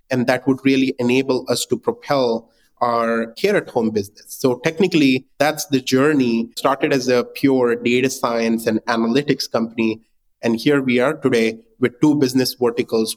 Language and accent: English; India; moved away as an adult; also born or lived in Singapore; I was born and raised in India